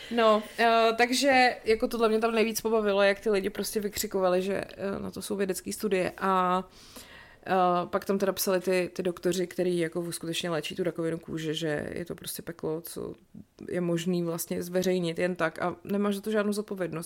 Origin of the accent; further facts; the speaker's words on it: České Budějovice, South Bohemian Region, Czechia; moved away; ve sportovní hale u nás v Budějcích